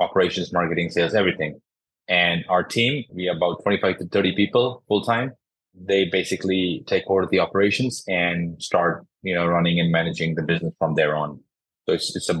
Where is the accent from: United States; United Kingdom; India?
India; Jodhpur, Rajasthan; I'm from India, from a city called Jodhpur